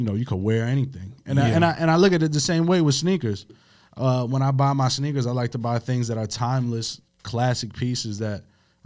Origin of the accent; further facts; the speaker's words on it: New York, United States; when I was growing up, I grew up in New York